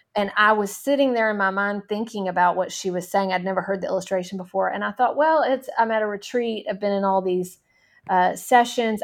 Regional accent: Nashville, Tennessee, United States; I grew up in Nashville, Tennessee

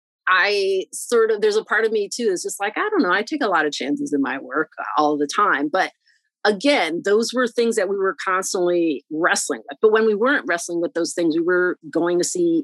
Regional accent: Boston, Massachusetts, United States; also born or lived in New York; I was born in New York, and then my parents separated in the early 1980s is when my mom relocates with me and my brothers to Boston, and right. Then we spend many years here. So I've been mostly educated here

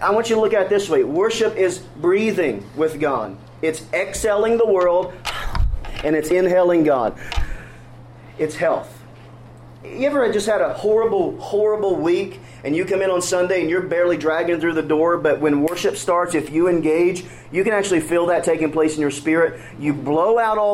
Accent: Kentucky, United States; I grew up in Kentucky

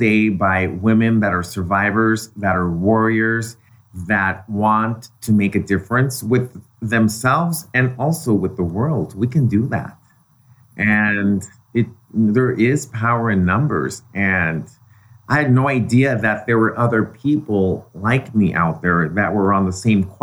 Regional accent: Mexico; now in United States; in Mexico, I grew up in an environment where everything was organic and natural. And then when I moved to the States

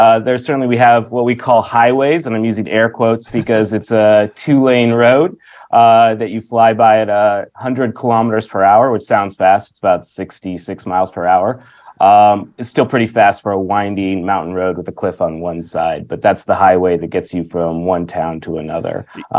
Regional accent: United States; moved away as an adult; also born or lived in Washington State / Florida / Canada / Detroit; now in Auckland, New Zealand; I'm an American, so I'm imported to New Zealand

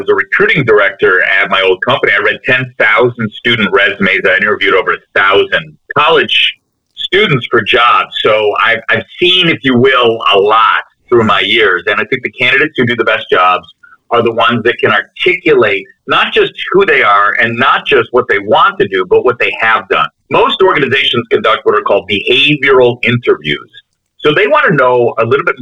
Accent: Chicago, Illinois, United States; also born or lived in Connecticut; I'm from Chicago. I'm from the suburbs of Chicago

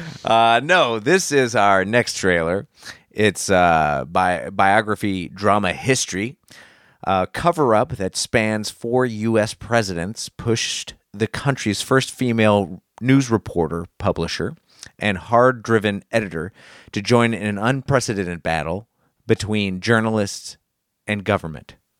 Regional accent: United States; I'm an American and I was here for nine eleven

